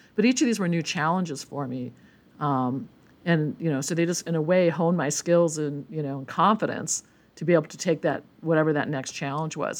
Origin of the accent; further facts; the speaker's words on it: Milwaukee, Wisconsin, United States; moved away as an adult; also born or lived in Berkeley; I grew up, uh, born and bred in Milwaukee, Wisconsin